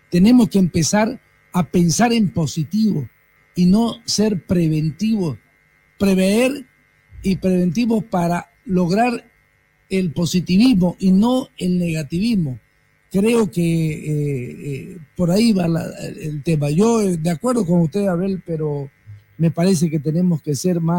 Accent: Bolivia

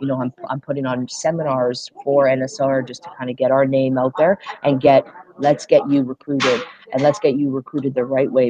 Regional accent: Ontario, Canada; moved away as an adult; also born or lived in England / United States; I came back to Canada

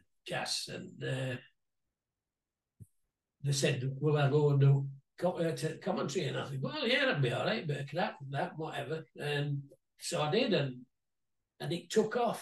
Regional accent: Featherstone, Yorkshire and the Humber, United Kingdom; as a kid, I was brought up born and bred in Featherston lad

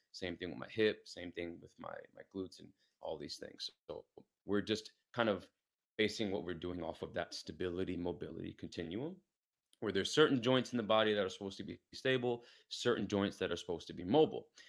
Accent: New York City, New York, United States; moved away as an adult; also born or lived in Pittsburgh; now in San Diego, United States; I'm from New York City, born and raised in Queens.

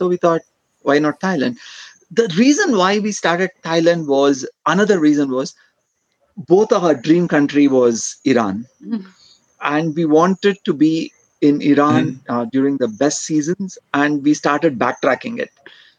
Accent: Bangalore, Karnataka, India; moved away as an adult; now in Kerala, India; I am from south of India. My place originally is from Bangalore, which is around 300 kilometers from here.

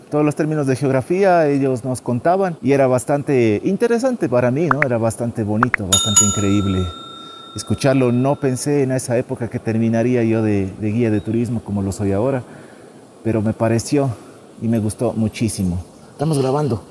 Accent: San Gabriel, Carchi, Ecuador; Estoy cerca de mi ciudad natal, San Gabriel, a tres kilómetros nomás de San Gabriel

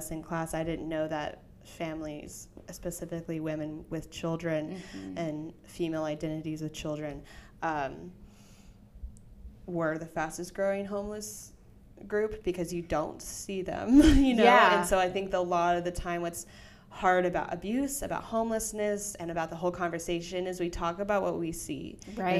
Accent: the Bible Belt, the South, United States; I grew up in the Bible Belt.

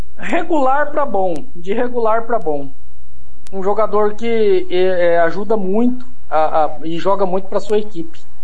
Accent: Brazil; Eu sou brasileiro

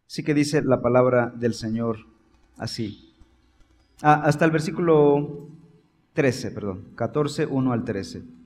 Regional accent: Chiapas, Mexico; yo soy casi centroamericano, soy chiapaneco.

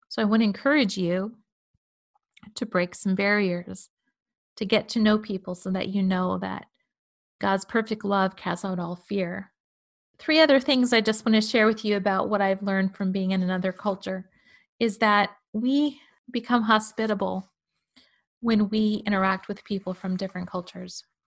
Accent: United States; as American Christians

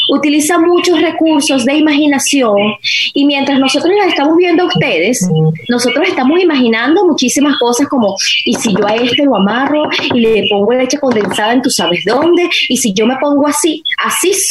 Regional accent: Venezuela; voy a responder como venezolana.

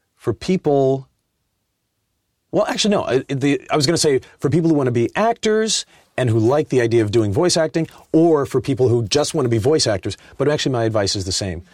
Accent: Inglewood, California, United States; I was raised in Inglewood, um, and, uh, my mom's from Arkansas

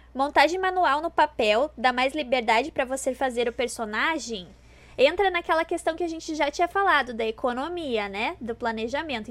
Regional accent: Rio Grande do Sul, Brazil; eu sou do Rio Grande do Sul, né? Sou gaúcha

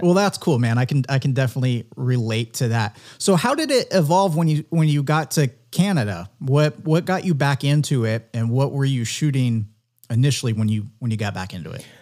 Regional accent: San Diego, California, United States; growing up in San Diego

